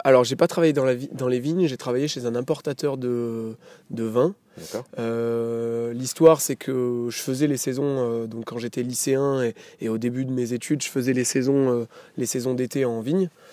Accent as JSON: {"language": "French", "town": "Saint-Barthélemy-le-Plain", "region": "Auvergne-Rhône-Alpes", "country": "France", "tie": "born or raised there", "said": "j'ai grandi donc à Saint-Barthélemy-le-Plein dans le village où je me suis installé"}